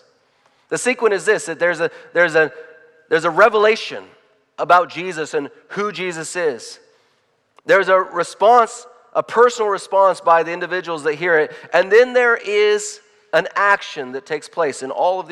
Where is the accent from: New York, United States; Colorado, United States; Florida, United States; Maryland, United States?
Colorado, United States; Loveland; I was born in Colorado, in Loveland, Colorado.